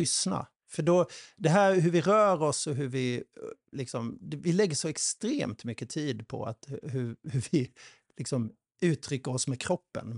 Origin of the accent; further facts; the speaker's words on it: Sweden; vi svenskar